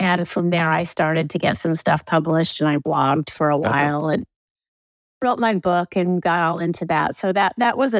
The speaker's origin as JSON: {"language": "English", "town": "Danville", "region": "California", "country": "United States", "tie": "born or raised there", "moved": "yes", "said": "I grew up in Danville, which is a suburb about an hour, well, back then about a half hour southeast of San Francisco"}